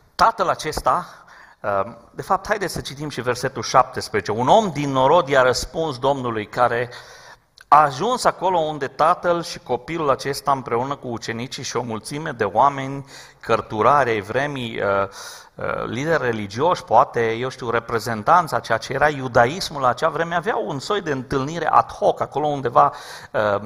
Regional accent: Romania; Și eu sunt român ca și voi

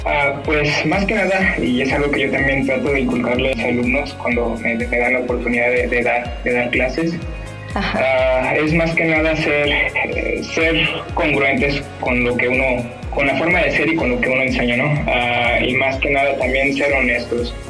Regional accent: Mexico; Aquí como mexicanos desgraciadamente tenemos la, cultura de dar una fecha

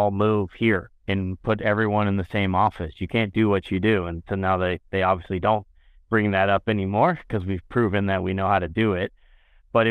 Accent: San Diego, California, United States; I grew up in San Diego

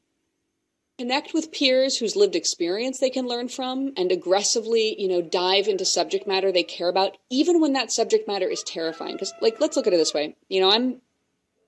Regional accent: Wyoming, United States; I grew up in part in Wyoming

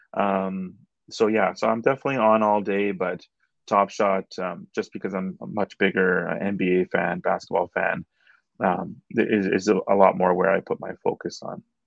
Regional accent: Edmonton, Alberta, Canada; a, guy I grew up with back in Edmonton

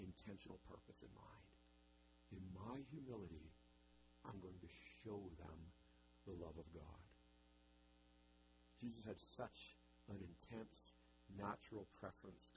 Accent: British Columbia, Canada; moved away; I grew up in British Columbia in the Rockies.

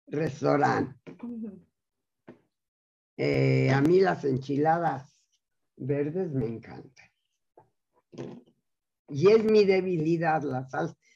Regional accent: Mexico; La comunidad judía se ha integrado a México. Somos mexicanos y respetamos y queremos a este país completamente.

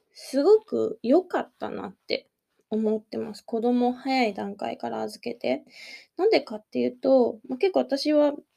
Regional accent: Kanagawa, Japan; accent: standard Japanese; moved away as an adult; now in Osaka, Japan; もともと神奈川県の出身なので、本当に標準語とかしか喋れない。

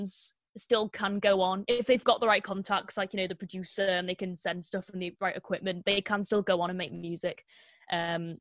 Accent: Liverpool, North West England, United Kingdom; I'm from Liverpool

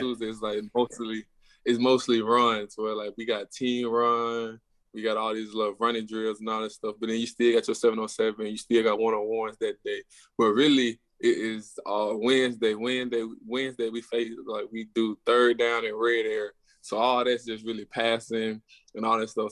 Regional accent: near Atlanta, Georgia, United States; I'm forty-five minutes from Atlanta

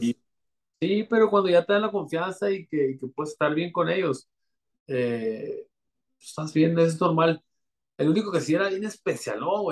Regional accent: Navojoa, Sonora, Mexico; Creciendo, cuando estaba en Abojoa

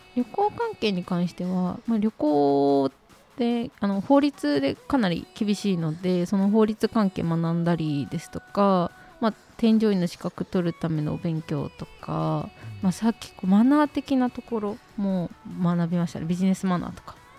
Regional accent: Yamanashi, Japan; moved away as an adult; also born or lived in Tokyo; 私ですね生まれが山梨でして高校まで山梨にいて高校卒業と同時に専門学校に進学するために東京上京してきました

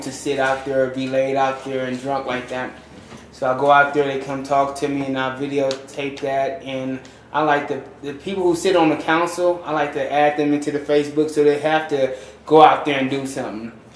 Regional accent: Los Angeles, California, United States; moved away as an adult; now in Reno, United States; I'm from South Central Los Angeles

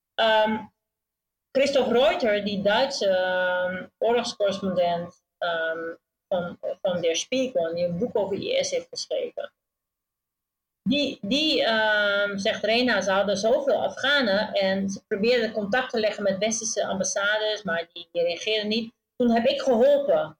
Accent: Netherlands; moved away; als Nederlandse

